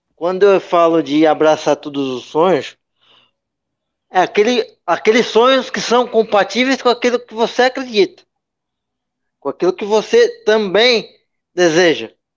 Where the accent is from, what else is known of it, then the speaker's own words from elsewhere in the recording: Santos, São Paulo, Brazil; Apesar de ter nascido em, em Santos, sou natural da, de Santos